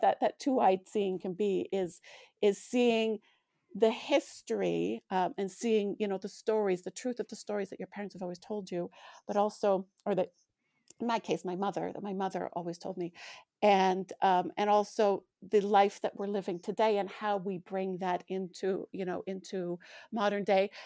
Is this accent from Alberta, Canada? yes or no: yes; Alberta, Canada; now in Manitoba, Canada; I grew up in Alberta, and I grew up playing and even running out in minus thirty degree weather